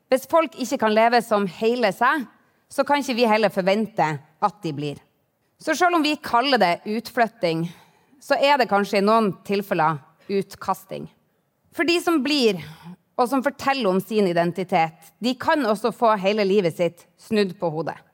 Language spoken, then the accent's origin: Norwegian; Harstad, Troms, Norway; Nord-Norge betyr noe for meg. Det er dette jeg kaller hjemmet mitt. Jeg vokste opp i Harstad og tilbrakte feriene mine i Hokkvik rett utenfor byen her. Og så tok jeg videregående i Tromsø.